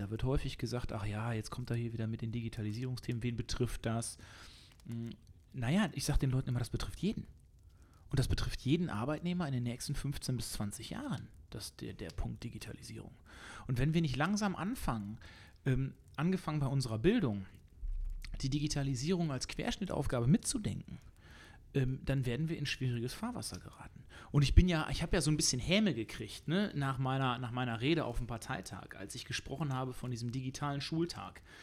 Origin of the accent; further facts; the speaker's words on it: Germany; wir als Deutsche